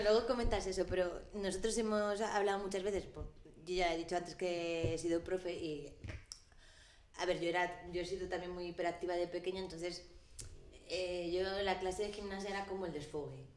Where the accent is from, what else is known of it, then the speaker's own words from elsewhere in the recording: Madrid, Community of Madrid, Spain; Yo soy madrileña